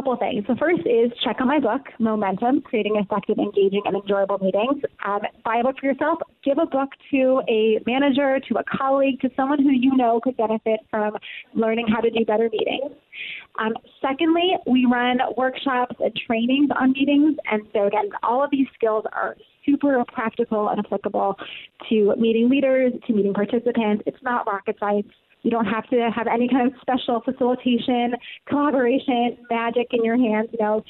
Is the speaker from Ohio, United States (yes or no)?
yes; Akron, Ohio, United States; born there; now in Brooklyn, United States; I was born in Akron, Ohio. Did a little tour of the Midwest, a little time in Europe, and then came to New York 13 years ago.